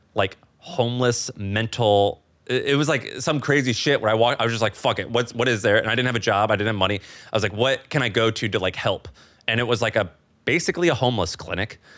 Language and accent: English; Missouri, United States; moved away as an adult; also born or lived in San Francisco / New York; now in Austin, United States; I'm from Missouri. My wife's from New York